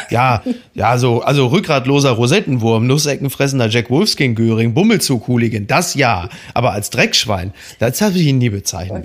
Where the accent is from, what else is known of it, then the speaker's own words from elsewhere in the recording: Castrop-Rauxel, North Rhine-Westphalia, Germany; ich komme aus Castrop-Rauxel